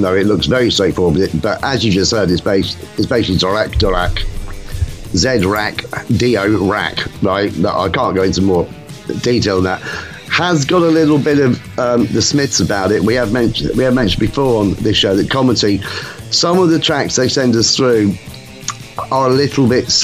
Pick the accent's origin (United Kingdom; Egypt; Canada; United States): United Kingdom; England